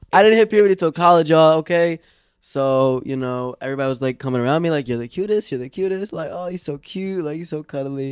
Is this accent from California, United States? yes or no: no; Philadelphia, Pennsylvania, United States; growing up in Philly